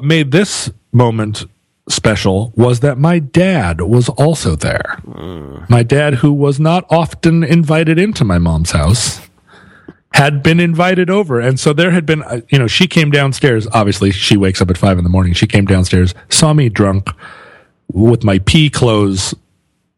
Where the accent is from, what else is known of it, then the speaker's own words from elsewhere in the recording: Alaska, United States; growing up in Alaska in the 70s